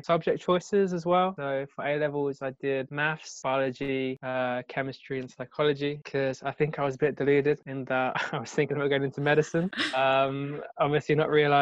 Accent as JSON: {"language": "English", "area": "Kent", "region": "South East England", "country": "United Kingdom", "tie": "born or raised there", "said": "I was brought up in Kent"}